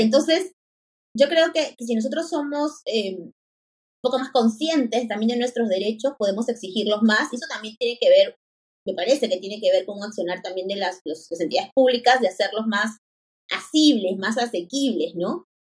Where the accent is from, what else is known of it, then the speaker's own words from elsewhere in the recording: Lima, Peru; yo soy de Lima